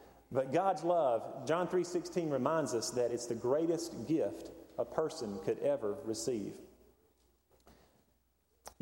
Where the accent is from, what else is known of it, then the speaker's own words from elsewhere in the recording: Hendersonville, North Carolina, United States; the mountains where I grew up in Hendersonville.